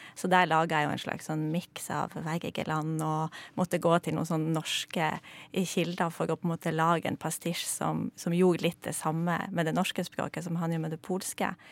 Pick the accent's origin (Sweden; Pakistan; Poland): Poland; er jeg jo polsk